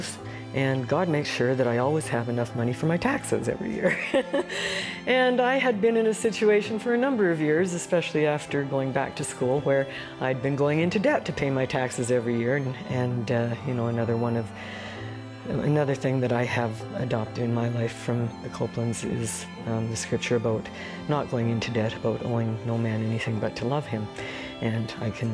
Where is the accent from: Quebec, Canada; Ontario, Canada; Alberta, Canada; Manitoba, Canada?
Alberta, Canada; Calgary; I'm from Calgary.